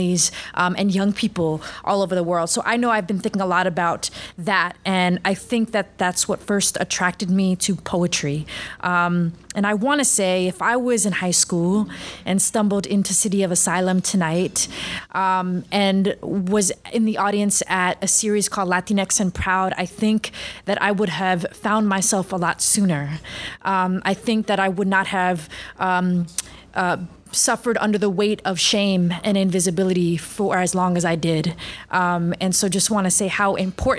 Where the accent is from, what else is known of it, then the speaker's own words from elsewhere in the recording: New York City, New York, United States; growing up in New York City